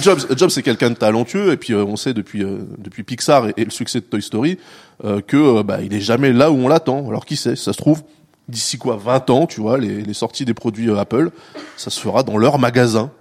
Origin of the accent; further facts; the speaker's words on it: France; nous, on dit beeper en France parce qu'on est français